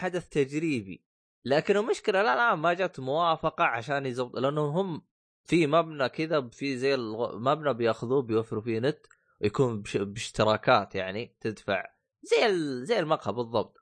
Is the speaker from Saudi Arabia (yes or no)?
yes; Saudi Arabia